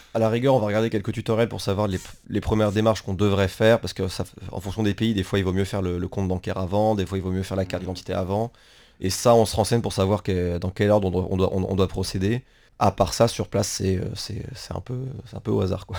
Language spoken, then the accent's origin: French; France; moved away; en tant que Français